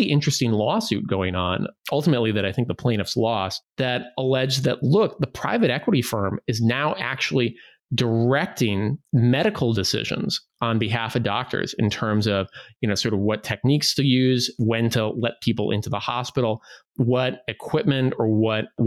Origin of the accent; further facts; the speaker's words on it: Midwest, United States; I grew up in the Midwest